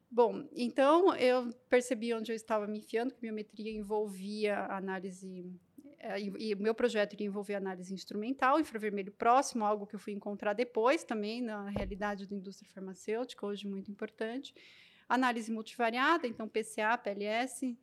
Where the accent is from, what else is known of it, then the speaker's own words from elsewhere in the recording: Osasco, São Paulo, Brazil; eu sou natural de Osasco, São Paulo